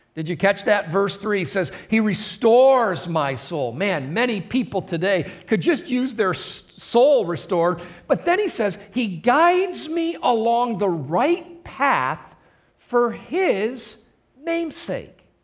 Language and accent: English; Adrian, Michigan, United States; I was born in Adrian, Michigan, just about 30 miles north of here. Uh, born and raised in a Christian home